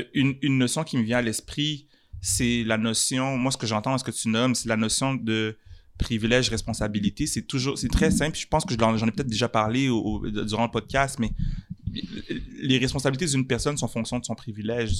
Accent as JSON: {"language": "French", "town": "Montreal", "region": "Quebec", "country": "Canada", "said": "Je suis un Montréalais, mhm. je suis un Canadien"}